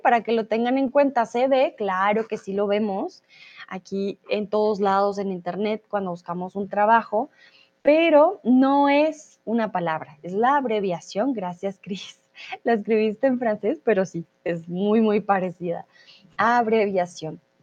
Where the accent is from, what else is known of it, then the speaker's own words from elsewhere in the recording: Colombia; moved away; also born or lived in Germany / Mexico; soy de Colombia